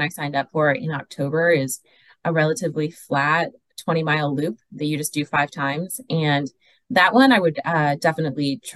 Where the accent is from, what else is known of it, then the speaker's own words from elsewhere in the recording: Wisconsin, United States; now in Southern California, United States; I grew up in Wisconsin, so I used to cross country ski a lot